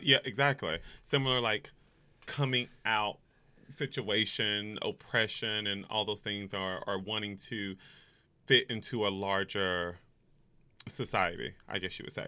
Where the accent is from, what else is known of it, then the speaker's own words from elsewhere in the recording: North Carolina, United States; also born or lived in Los Angeles, California; now in New York, United States; I am from the South, so I'm from North Carolina.